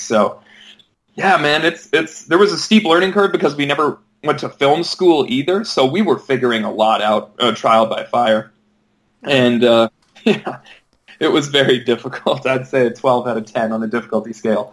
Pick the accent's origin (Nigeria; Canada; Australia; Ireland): Canada; Edmonton, Alberta; moved away as an adult; now in Vancouver, Canada; my hometown of Edmonton